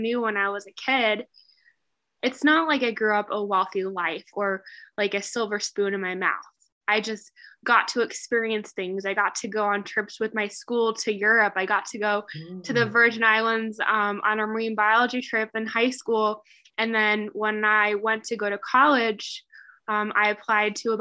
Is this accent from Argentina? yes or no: no; Midwest, United States; I definitely grew up in the Midwest.